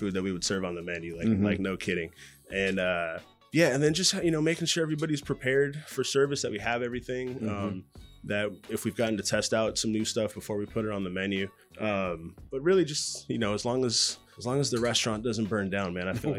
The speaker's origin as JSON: {"language": "English", "town": "Los Angeles", "region": "California", "country": "United States", "tie": "born or raised there", "said": "I grew up basically in West LA."}